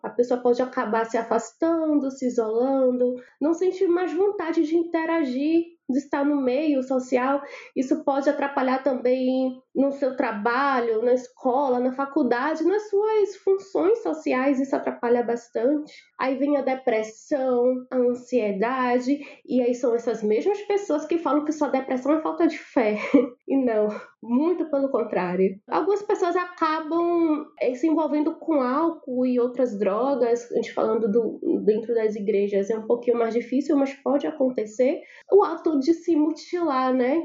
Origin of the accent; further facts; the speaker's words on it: Salvador, Bahia, Brazil; Eu sou baiana de Salvador, minha família fala alto por natureza